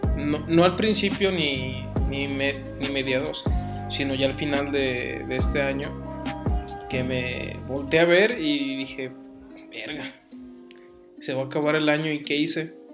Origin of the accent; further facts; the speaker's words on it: Mexico; aquí en México eran muy distintas las, las vivencias sociales en las cuales hay gente que tenía, no tenía, tenía lo suficiente. Y por parte mía eran de no tener lo suficiente